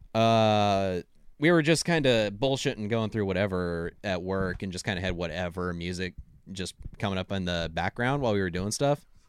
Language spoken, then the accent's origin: English; Washington, United States; I'm from Washington State